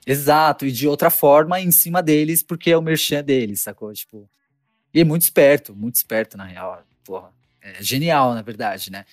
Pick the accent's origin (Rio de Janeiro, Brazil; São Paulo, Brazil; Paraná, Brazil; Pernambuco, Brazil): São Paulo, Brazil; also born or lived in Guarulhos; sou de São Paulo capital